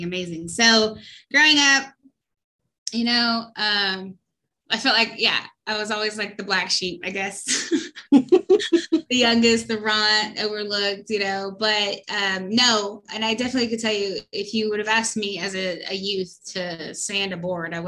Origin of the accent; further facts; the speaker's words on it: Virginia, United States; I grew up actually in Virginia, West Virginia and Virginia. I grew up on the East Coast